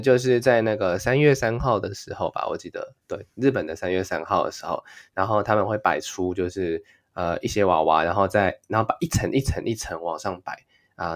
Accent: Taiwan; moved away as an adult; now in Japan; 顺口用那个日语跟大家讲说我是台湾人这样子

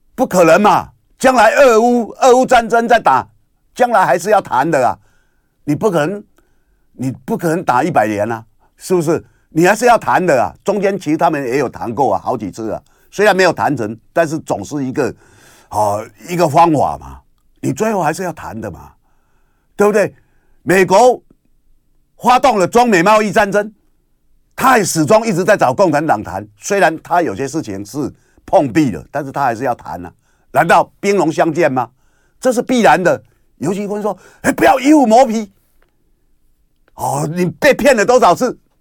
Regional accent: Kinmen County, Taiwan; 我是福建金门岛啊。那我们也是从那里来，我祖先也是，我们也是黔州人啊。我们从那里过来

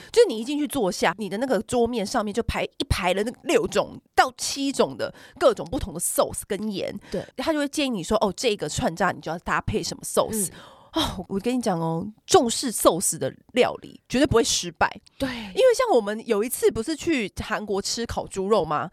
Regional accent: Taiwan; 我们小时候在台 北，或台湾吃章鱼烧

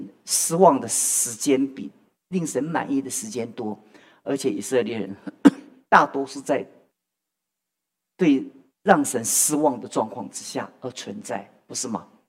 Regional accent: China; 所以我们我们中国人的数学都不是太好，你知道吗？

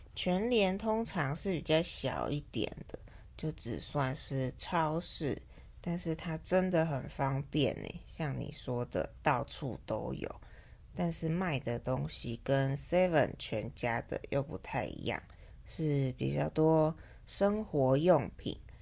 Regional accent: Taiwan; 在台湾，我们会简称seven eleven，叫seven，或是小七

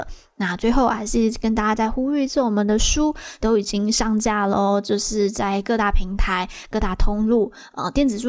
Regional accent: Taiwan; 我们台湾人

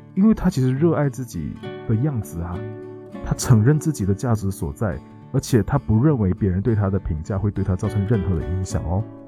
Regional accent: Malaysia; moved away; also born or lived in Taiwan; 我们都是马来西亚人嘛，然后都在台湾

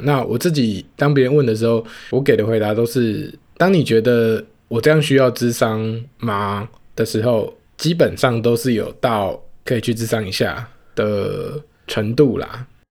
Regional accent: Taoyuan, Taiwan; 我的家乡桃园

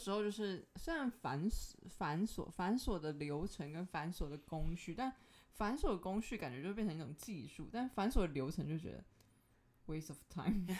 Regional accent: Tainan, Taiwan; 我是台南人，更正一下。

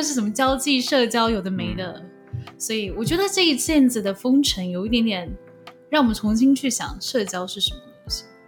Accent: Taiwan; now in Philippines; 我们台湾人

